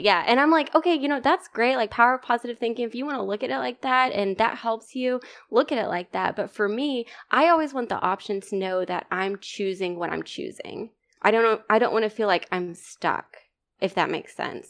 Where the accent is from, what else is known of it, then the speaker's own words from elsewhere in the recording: East Texas, United States; also born or lived in Virginia; I'm from East Texas